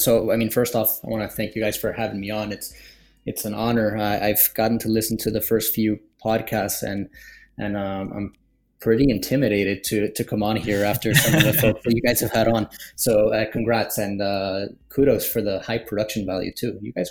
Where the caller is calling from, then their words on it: Miami, Florida, United States; I'm calling from beautiful Miami, Florida.